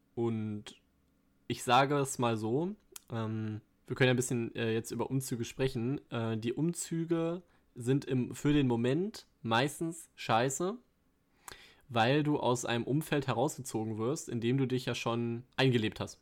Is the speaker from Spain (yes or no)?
no; Ruhr area, North Rhine-Westphalia, Germany; meine frühen Lebensjahre so viel im Ruhrgebiet